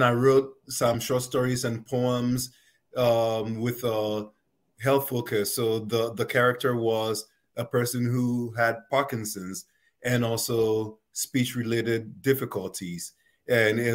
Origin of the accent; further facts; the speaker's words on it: Ghana; now in United States; growing up in Ghana